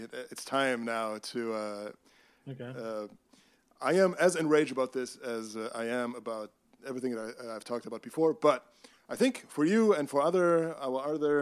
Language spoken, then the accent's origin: English; Germany; I am from Germany.